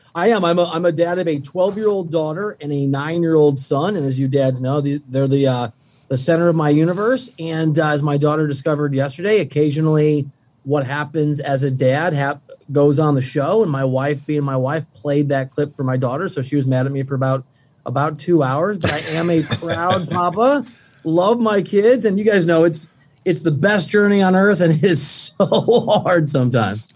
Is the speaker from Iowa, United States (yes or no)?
yes; Iowa, United States; moved away as an adult; now in Manhattan Beach, United States; I'm from Iowa. I didn't see the ocean until I was 20.